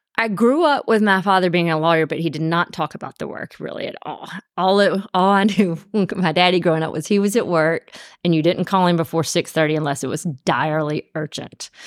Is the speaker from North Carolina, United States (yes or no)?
no; Columbus, Georgia, United States; moved away as an adult; also born or lived in Birmingham, Alabama; now in Atlanta, United States; I'm from Columbus, Georgia, born and raised.